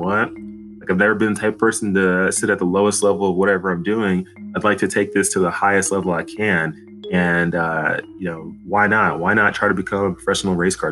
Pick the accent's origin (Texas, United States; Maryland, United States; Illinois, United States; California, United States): Texas, United States; Dallas; I grew up in Dallas, Texas